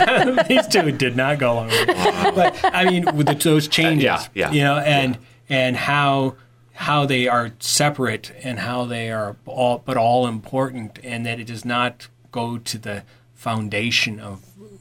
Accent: Ireland; I usually do that. I'm Irish, for crying out loud.

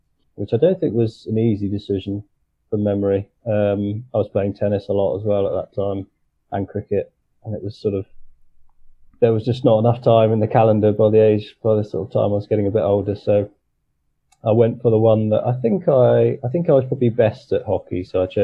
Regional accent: Tonbridge, South East England, United Kingdom; I grew up in Tunbridge in Kent

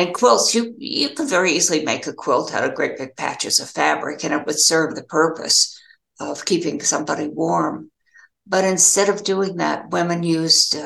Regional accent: Colorado, United States; I grew up in Colorado

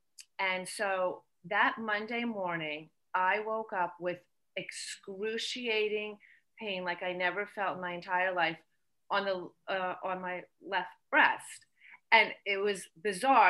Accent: Short Hills, New Jersey, United States; I'm from Short Hills, New Jersey

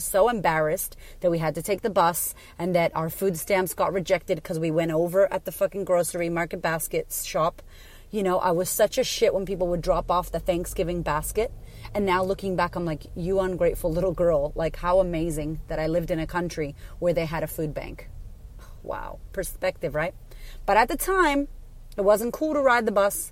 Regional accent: Framingham, Massachusetts, United States; I grew up in Framingham, Massachusetts, which was ghetto

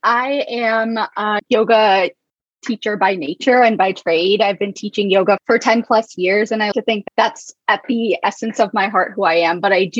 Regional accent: Arkansas, United States; also born or lived in Alabama / Delaware; I was born in the South. I was born in Alabama. I lived there till I was 5. And then my parents moved to Arkansas. That's where I lived until I was 12. After that, I moved to Delaware.

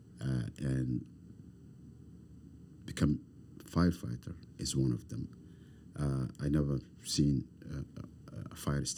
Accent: Somalia; English is a second language; moved away as an adult; also born or lived in refugee camp; now in Halifax, Canada; I come from Somalia. I come from Africa.

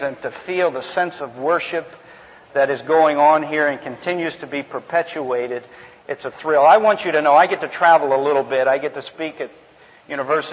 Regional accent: New Jersey, United States; moved away as an adult; also born or lived in New England / Virginia / California; now in Alabama, United States; I grew up in New Jersey, went to school in New England, then Virginia, then out here to California to minister

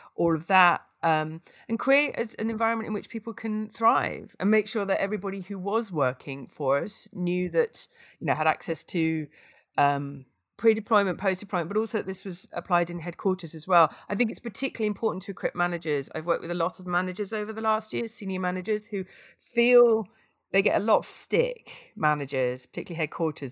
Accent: United Kingdom; I'm British

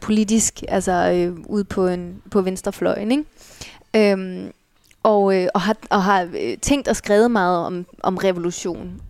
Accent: Allerød, Capital Region of Denmark, Denmark; moved away; bor i Allerød, hvor jeg er fra

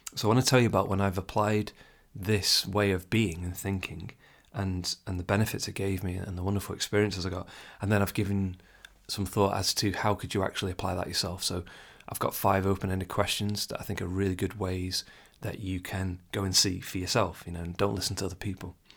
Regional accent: England, United Kingdom; I'm English

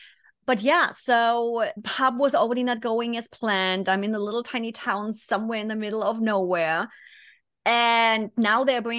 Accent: Germany; English is a second language; moved away as an adult; 24 years, born and raised in Germany.

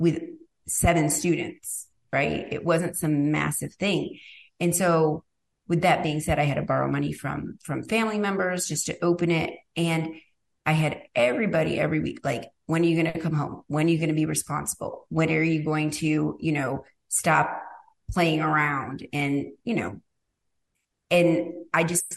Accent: Rome, New York, United States; moved away; I'm literally from Rome, New York

